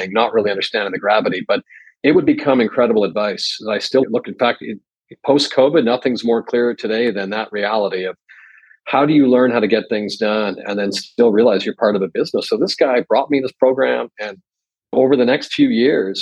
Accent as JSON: {"language": "English", "town": "Edmonton", "region": "Alberta", "country": "Canada", "tie": "born or raised there", "moved": "yes", "lives_now": "Tokyo, Japan", "said": "I grew up in Edmonton, Alberta, which is on the west side of the prairies in Canada"}